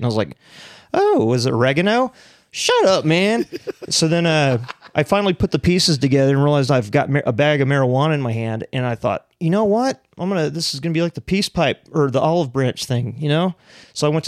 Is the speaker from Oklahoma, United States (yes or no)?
yes; Piedmont, Oklahoma, United States; I grew up in Piedmont, Oklahoma, which is just like bowl cuts and mullets